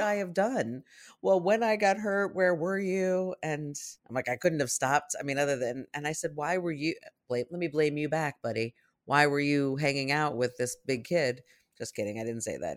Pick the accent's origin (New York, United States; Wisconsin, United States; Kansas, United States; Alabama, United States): New York, United States; New York City; when I was a kid growing up in New York City